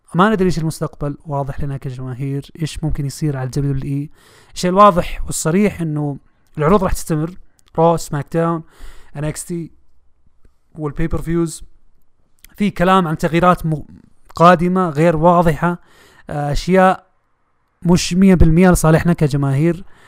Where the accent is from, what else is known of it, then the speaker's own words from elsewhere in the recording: Saudi Arabia; احنا كمشجعين سعوديين وعرب وخليجيين متواجدين في المنطقه